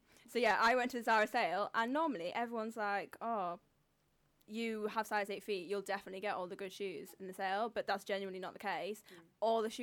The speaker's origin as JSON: {"language": "English", "town": "Darlington", "region": "North East England", "country": "United Kingdom", "said": "I'm from Darlington, northeast of England. We're famous for our trains and more recently, Luke T off Love Island."}